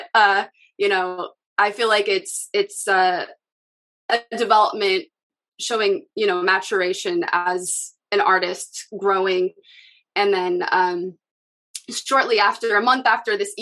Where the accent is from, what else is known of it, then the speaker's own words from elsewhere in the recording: Seattle, Washington, United States; I'm from Seattle